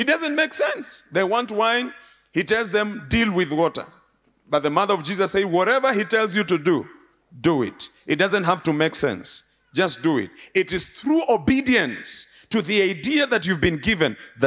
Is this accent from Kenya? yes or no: yes; Nairobi, Kenya; I was born and bred in Nairobi in an area called Muthurwa.